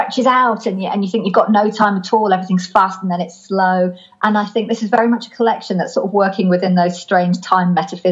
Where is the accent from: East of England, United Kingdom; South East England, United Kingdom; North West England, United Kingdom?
North West England, United Kingdom; Lake District; now in Norwich, United Kingdom; I was brought up in the Lake District in the north of England, which is a very beautiful, very wild place.